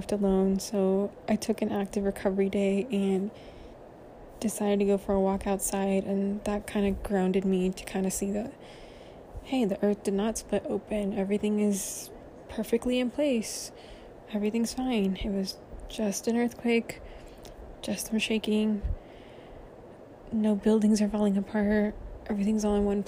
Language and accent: English; Central Valley, California, United States; now in Southern California, United States; I did not grow up in Southern California. I grew up in the Central Valley, where there are no earthquakes